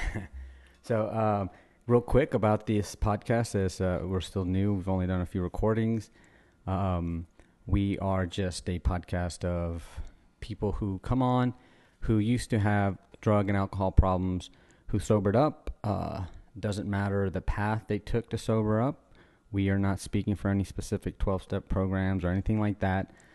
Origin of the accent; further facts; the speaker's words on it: Louisiana, United States; also born or lived in Guatemala; I got paddled once in school when I moved from Guatemala to, like, Louisiana